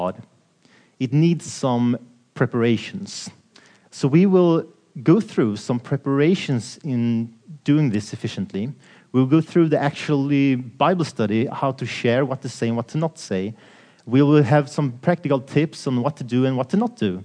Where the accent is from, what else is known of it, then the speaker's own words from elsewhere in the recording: Sweden; I'm from Sweden, working at Swedish or Scandinavian TV station called Lifestyle TV